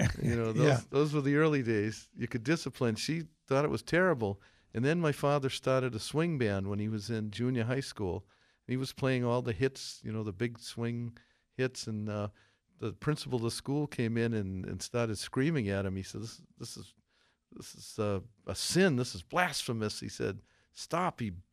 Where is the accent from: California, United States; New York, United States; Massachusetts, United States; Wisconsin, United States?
Massachusetts, United States; Millis; we're from Millis